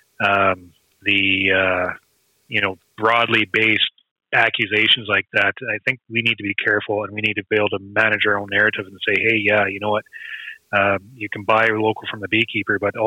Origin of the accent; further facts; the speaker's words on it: Canada; we are Canadian beekeepers